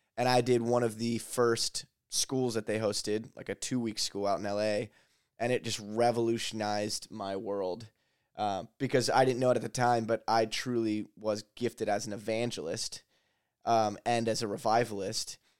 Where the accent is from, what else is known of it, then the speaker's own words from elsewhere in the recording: Lancaster, Pennsylvania, United States; I grew up here in Lancaster